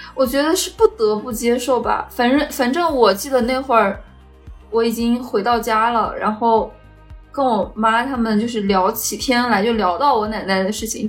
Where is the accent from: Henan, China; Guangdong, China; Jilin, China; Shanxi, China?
Shanxi, China; 我们山西这边叫响工